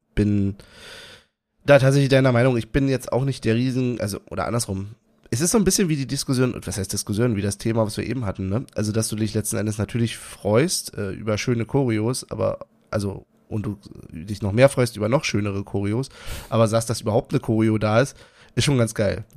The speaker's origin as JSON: {"language": "German", "region": "Berlin", "country": "Germany", "said": "Ich, ich bin Berliner"}